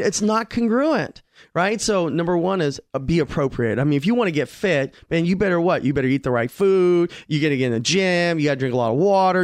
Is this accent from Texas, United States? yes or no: no; Glendale, California, United States; also born or lived in Rampart District, Los Angeles; I grew up in Glendale